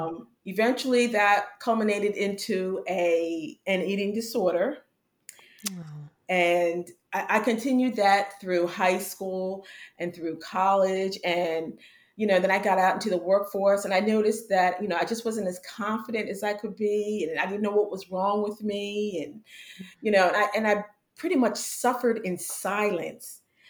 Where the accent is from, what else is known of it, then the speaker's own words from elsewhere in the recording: Pennsylvania, United States; I was living in Pennsylvania at the time. I'm originally from Pennsylvania.